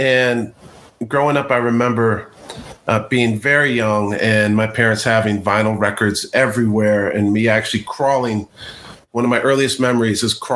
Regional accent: Claremont, California, United States; also born or lived in Pasadena, California / Los Angeles, California; I was born in Pasadena, lived there until I was around 8 or 9, and then moved to a little town called Claremont, where I was until I graduated high school

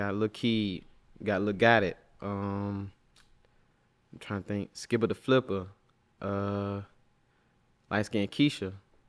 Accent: Atlanta, Georgia, United States; I'm from Atlanta.

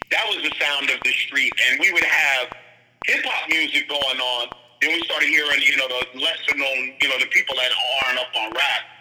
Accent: Jamaica; the link between them and the punks a lot of time were me because I'm Jamaican.

